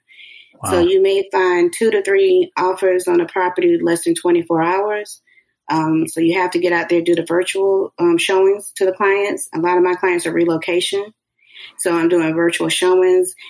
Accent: Orlando, Florida, United States; also born or lived in Alabama; I'm right here, born and raised

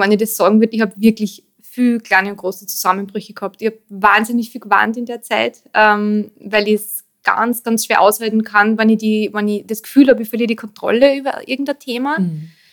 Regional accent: Austria; also born or lived in Vienna; dazwischen waren ähm, dann doch 14 Jahre Wien, bevor ich eben wieder in meinen Heimatort zurückgezogen bin.

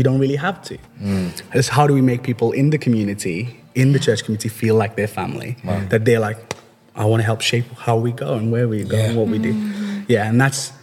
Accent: Liverpool, North West England, United Kingdom; moved away as an adult; also born or lived in India; now in Wolverhampton, United Kingdom; I grew up in Liverpool. I moved to the UK when I was 11-year-old kid to Liverpool

